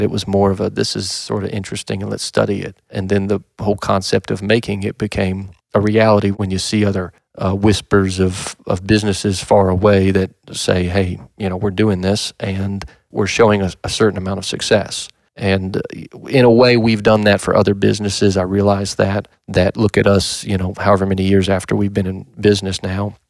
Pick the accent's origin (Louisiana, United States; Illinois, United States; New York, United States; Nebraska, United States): Louisiana, United States; moved away as an adult; now in Kentucky, United States; I'm originally from Louisiana